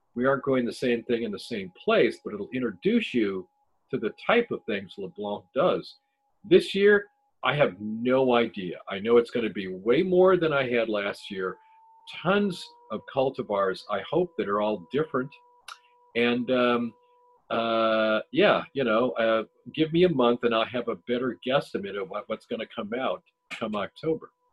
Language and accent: English; Ohio, United States; I'm from Ohio